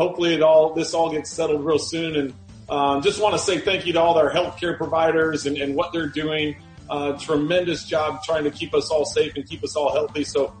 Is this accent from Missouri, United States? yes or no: yes; St. Louis, Missouri, United States; growing up in St. Louis